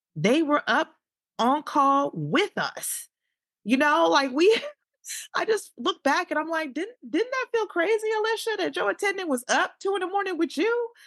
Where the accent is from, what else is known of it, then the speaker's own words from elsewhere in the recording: Chicago, Illinois, United States; moved away as an adult; also born or lived in Saint Louis / Boston / Texas; I'm from Chicago